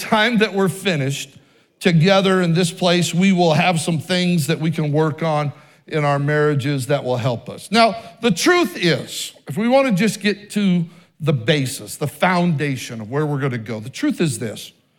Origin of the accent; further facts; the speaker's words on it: Oregon, United States; born there; They were assistant pastor when I was born in Oregon and even in Idaho.